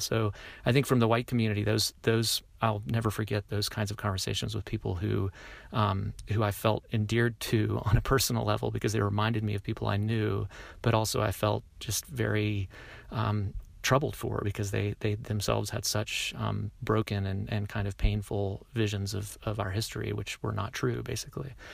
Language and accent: English; the South, United States; I am a Southerner myself